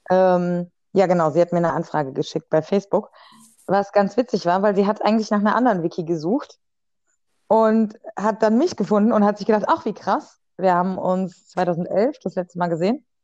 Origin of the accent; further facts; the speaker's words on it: Germany; Da bin ich Deutscher, Hammer.